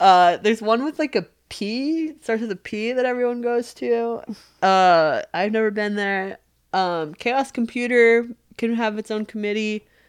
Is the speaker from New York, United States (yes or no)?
yes; New York, United States; I was raised culturally Jewish growing up in New York